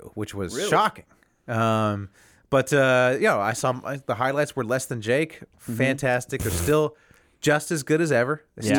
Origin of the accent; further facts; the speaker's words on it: Huntington Beach, California, United States; my hometown, Huntington Beach